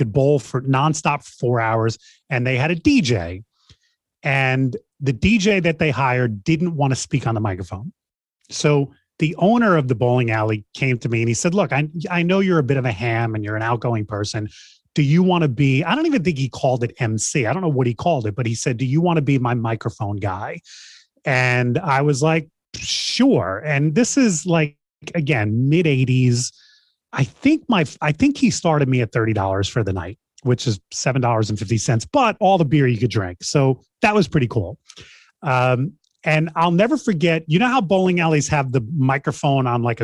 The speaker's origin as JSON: {"language": "English", "town": "New York City", "region": "New York", "country": "United States", "tie": "born or raised there", "said": "I grew up in Queens, New York, and I was starting in high school"}